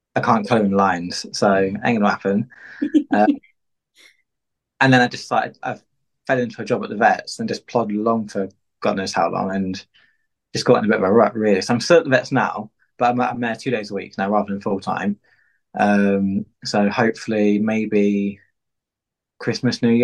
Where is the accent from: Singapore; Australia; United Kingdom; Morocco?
United Kingdom; Peterborough, East of England; I'm from Peterborough